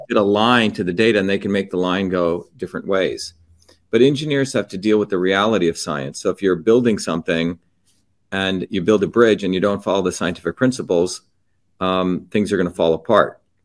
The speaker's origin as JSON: {"language": "English", "country": "India", "tie": "born or raised there", "moved": "yes", "lives_now": "United States", "said": "I grew up in India"}